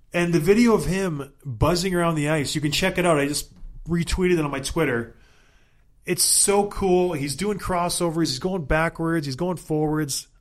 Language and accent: English; Edmonton, Alberta, Canada; I was born in Edmonton. I have a, a tie to that city